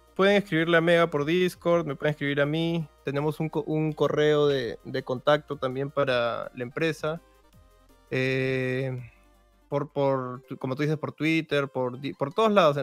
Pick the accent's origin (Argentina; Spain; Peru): Peru; somos de Perú los dos